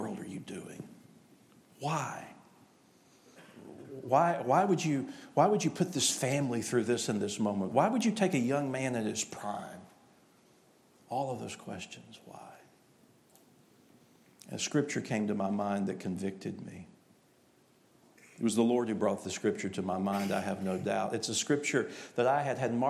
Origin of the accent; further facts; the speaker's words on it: East Tennessee, United States; I am from East Tennessee